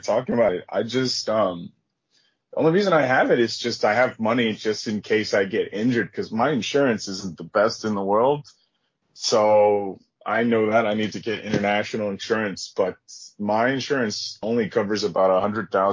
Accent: United States; moved away; as an American

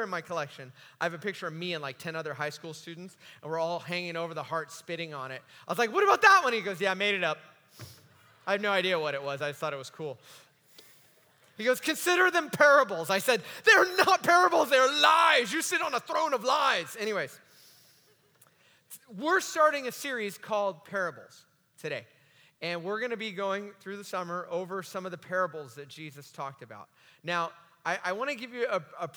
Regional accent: United States; as an American

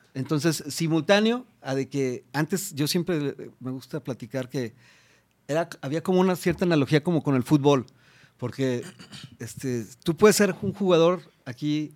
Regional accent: Mexico; como mexicanos

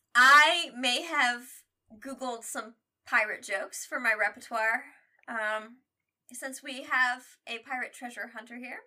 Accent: Midwest, United States; We're from the Midwest

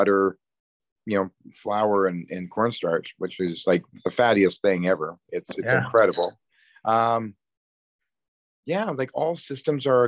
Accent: Calgary, Alberta, Canada; my hometown of Calgary, Alberta

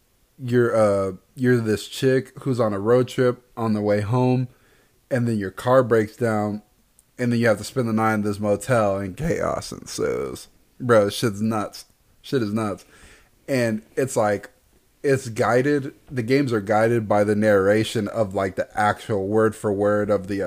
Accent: Houston, Texas, United States; born and raised in Houston

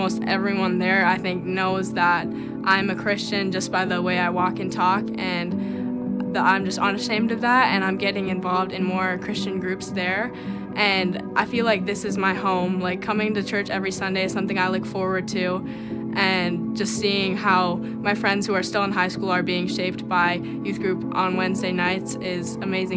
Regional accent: Larimore, North Dakota, United States; I'm from Larimore, North Dakota, and I now attend Mabel State University

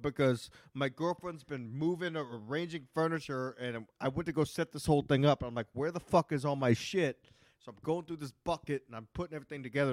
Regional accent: Texas, United States; moved away; I'm from Texas too

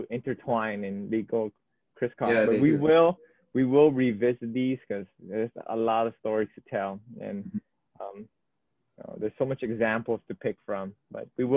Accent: Oahu, Hawaii, United States; born or raised there

